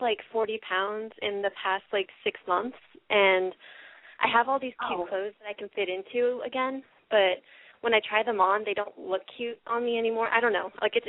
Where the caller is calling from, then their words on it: California, United States; I'm 23, and I'm calling from California.